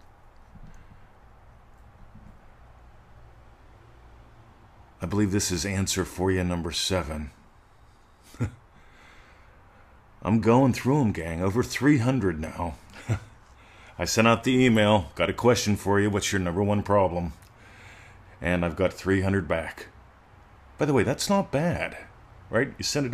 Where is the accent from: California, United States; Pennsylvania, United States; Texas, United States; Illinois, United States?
Pennsylvania, United States; moved away as an adult; now in Australia; I grew up in Pennsylvania. Moving to Australia